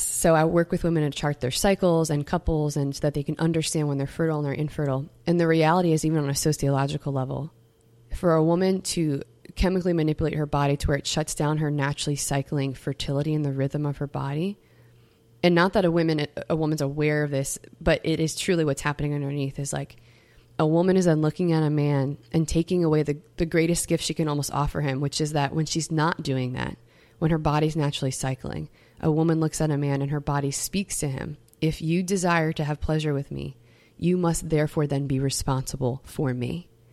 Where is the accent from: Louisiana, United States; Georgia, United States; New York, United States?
Louisiana, United States; Metairie; I come from Metairie, Louisiana